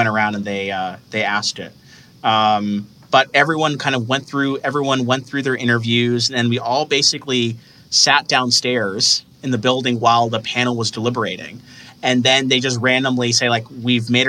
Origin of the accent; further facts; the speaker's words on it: Michigan, United States; I'm originally from Michigan. So I applied through my home state of Michigan